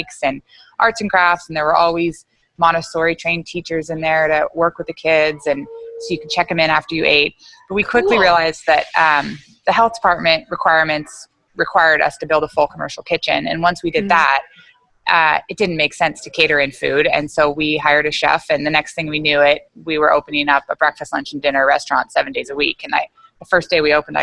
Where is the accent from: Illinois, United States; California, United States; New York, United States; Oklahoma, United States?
California, United States; Bay Area; moved away as an adult; also born or lived in Virginia; I'm from the Bay Area, which is now turned into Silicon Valley in California